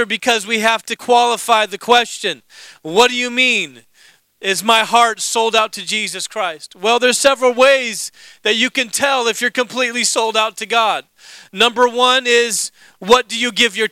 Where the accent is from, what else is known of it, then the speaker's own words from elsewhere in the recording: Alaska, United States; moved away as an adult; also born or lived in Indiana; I grew up in Alaska